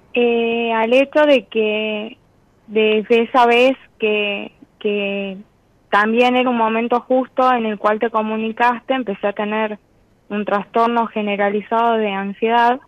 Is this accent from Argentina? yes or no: yes; Tucumán, Argentina; De Tucumán